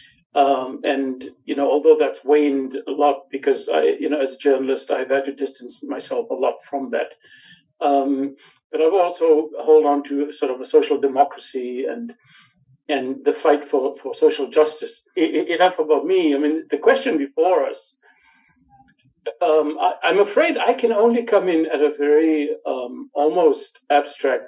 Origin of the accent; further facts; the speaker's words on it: Johannesburg, Gauteng, South Africa; When I was growing up in El Dorado Park, I got beaten up a lot